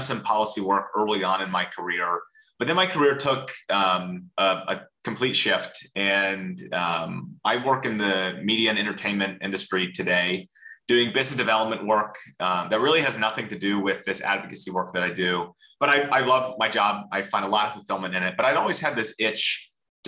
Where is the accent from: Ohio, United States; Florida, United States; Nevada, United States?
Florida, United States; Central; I grew up in Central Florida and have spent most of my life here.